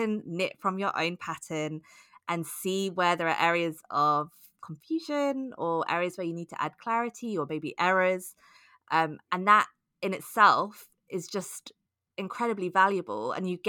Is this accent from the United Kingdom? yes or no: yes; United Kingdom; I grew up on Rowan knitting patterns in the UK.